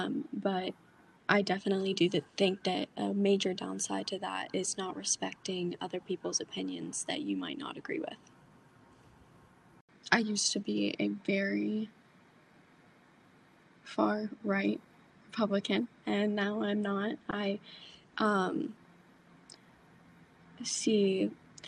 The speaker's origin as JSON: {"language": "English", "town": "Frostburg", "region": "Maryland", "country": "United States", "said": "I'm from Frostburg, Maryland, and I am a senior at Mountain Ridge High School"}